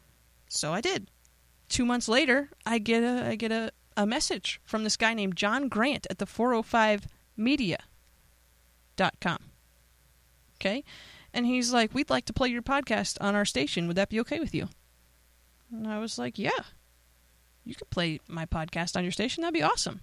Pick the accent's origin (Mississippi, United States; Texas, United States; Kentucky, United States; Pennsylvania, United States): Pennsylvania, United States; I'm from Pennsylvania.